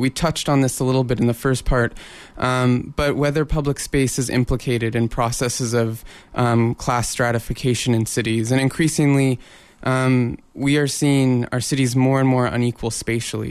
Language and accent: English; Portland, Oregon, United States; now in Vancouver, Canada; I grew up in Portland, Oregon, and we have um, Pioneer Courthouse Square